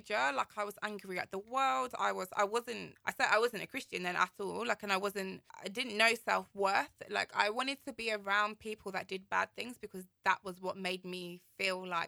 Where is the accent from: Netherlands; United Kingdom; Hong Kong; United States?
United Kingdom; London; also born or lived in Kilburn; I grew up in Shepherd's Bush